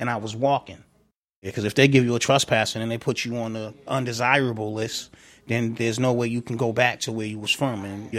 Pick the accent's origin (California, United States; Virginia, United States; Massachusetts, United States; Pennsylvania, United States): Massachusetts, United States; Boston; I was born and raised in Columbia Point. 1978, I was born out there. I grew up around the time that Columbia Point was transitioning to Harbor Point.